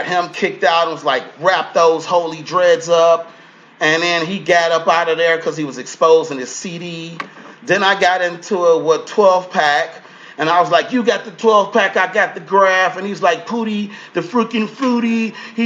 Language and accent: English; Chicago, Illinois, United States; I'm an actor. I'm from Chicago.